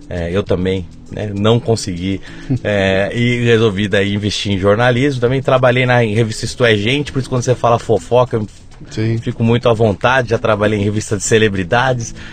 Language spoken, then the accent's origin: Portuguese; São Paulo, Brazil; Eu sou, sou de São Paulo, né? Assim, uhum. São Paulo. Me considero um caipira, porque meus pais vieram do interior. Quando eu era pequeno, eu brigava para não ser caipira. Hoje em dia, eu sou o mais caipira de todos